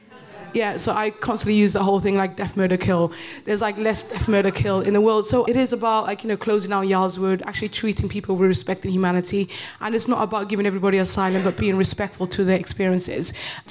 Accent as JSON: {"language": "English", "country": "United Kingdom", "said": "everybody calls me bitter, but I'm just British."}